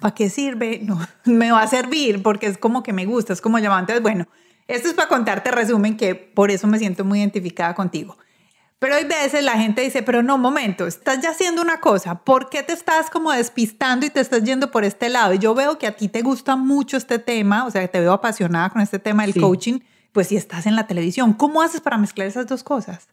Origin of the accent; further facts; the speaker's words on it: Medellín, Antioquia, Colombia; los que estamos, vivimos y este, crecimos en Medellín